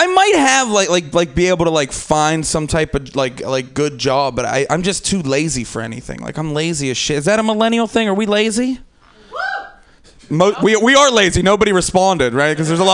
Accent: Pittsburgh, Pennsylvania, United States; like I said, I'm from Pittsburgh. I'm from the East Coast. Like, it's not just cool to smoke weed outside on the East Coast.

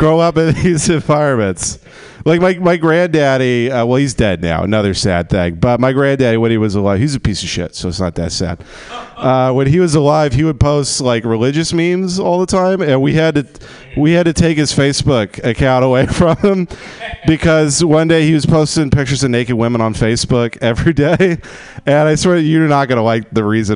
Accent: Texas, United States; now in Los Angeles, United States; I grew up in Texas in the oil fields

